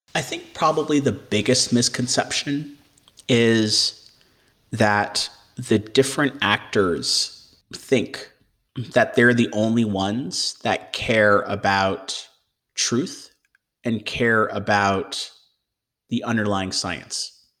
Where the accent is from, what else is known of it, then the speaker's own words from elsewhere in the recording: Michigan, United States; moved away as an adult; also born or lived in Ohio / Oxford, United Kingdom; now in Boston, United States; I grew up in Michigan